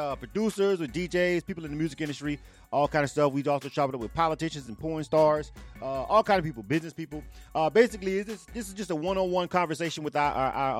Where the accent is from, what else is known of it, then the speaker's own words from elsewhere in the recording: the South, United States; now in Atlanta, United States; I'm from the South. Right. So, you know, yeah, I'm born and raised in the South